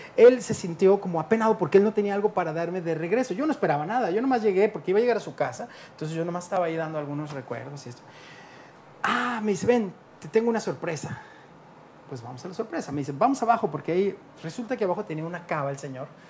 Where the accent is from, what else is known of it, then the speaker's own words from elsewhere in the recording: Mexico; tú llegas como mexicano